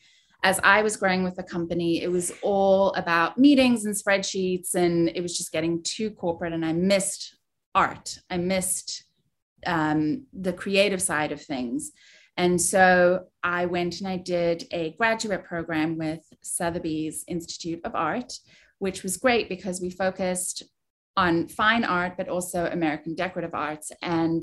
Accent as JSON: {"language": "English", "country": "South Africa", "tie": "born or raised there", "moved": "yes", "said": "I was born and raised in South Africa"}